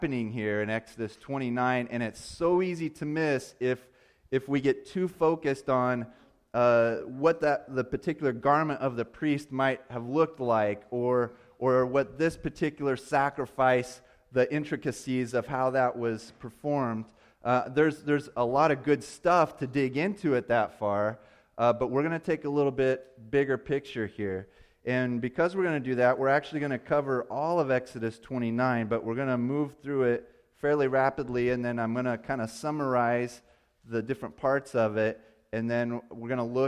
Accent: Indiana, United States; I'm a flatlander from Indiana. That's where I grew up.

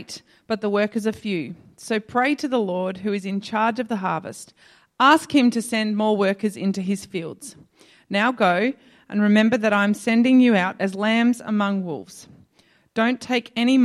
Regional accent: Adelaide, South Australia, Australia; moved away as an adult; I'm a girl from Adelaide

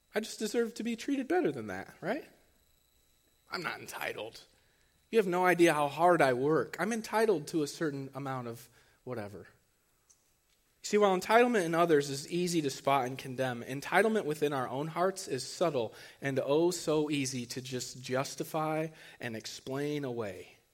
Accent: Archbold, Ohio, United States; I'm from Archibald

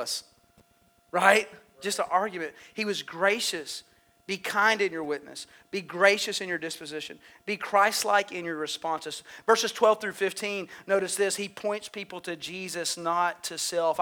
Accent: United States; I'm an American.

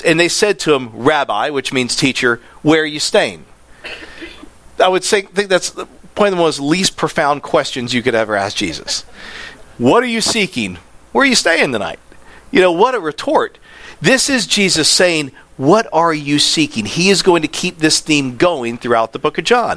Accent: Land O'Lakes, Florida, United States; I'm from Land O'Lakes

